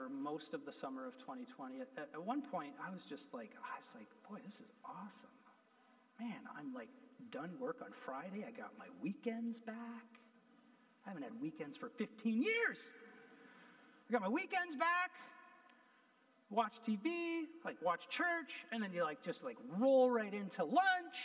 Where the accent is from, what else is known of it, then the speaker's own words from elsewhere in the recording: Canada; I'm a Canadian